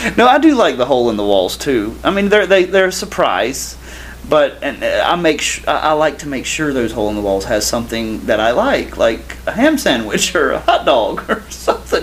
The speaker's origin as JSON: {"language": "English", "region": "the South", "country": "United States", "said": "I am from the South. My mom is from Knoxville, Tennessee"}